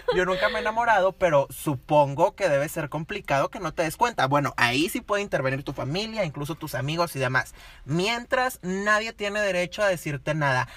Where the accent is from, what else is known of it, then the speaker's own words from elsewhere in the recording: Monterrey, Nuevo León, Mexico; nosotros somos de Monterrey, Nuevo León